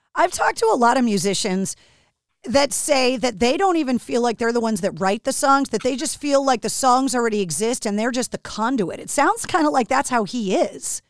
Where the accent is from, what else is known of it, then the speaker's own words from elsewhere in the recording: Boston, Massachusetts, United States; from Boston, like me